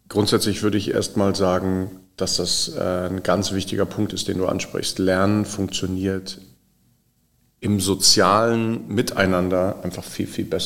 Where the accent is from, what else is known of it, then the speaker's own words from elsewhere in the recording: Bremen, Germany; Und äh, als Bremer, wir saßen dann irgendwie dazwischen.